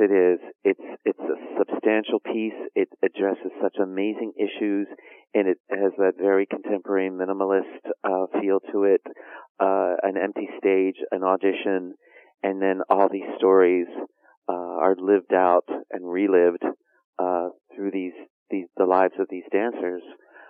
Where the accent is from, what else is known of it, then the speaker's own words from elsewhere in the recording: New Jersey, United States; moved away as an adult; also born or lived in Chicago; Italian Catholic blue collar family in New Jersey, and then came to Chicago to attend Loyola University.